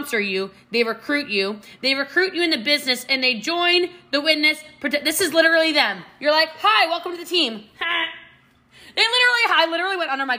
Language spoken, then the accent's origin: English; Maryland, United States; now in Texas, United States; I'm from Maryland originally. I live in Texas now.